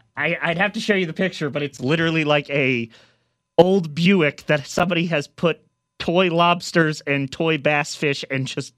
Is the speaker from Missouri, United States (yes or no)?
yes; Missouri, United States; Growing up in Missouri